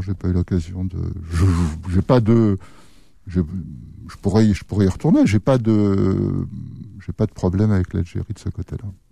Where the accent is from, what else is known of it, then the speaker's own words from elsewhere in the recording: France; je suis français